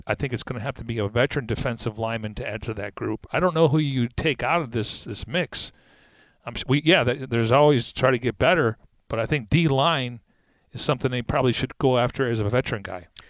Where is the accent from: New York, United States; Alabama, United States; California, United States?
New York, United States; Niagara Falls; I was from Niagara Falls